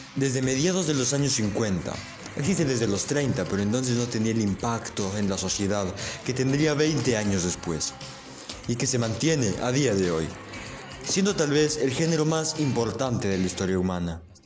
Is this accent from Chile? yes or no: no; Ecuador; soy ecuatoriano